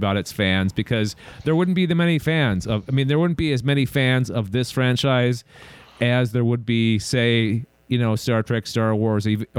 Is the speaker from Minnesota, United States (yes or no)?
yes; Minneapolis, Minnesota, United States; my hometown, Minneapolis, St. Paul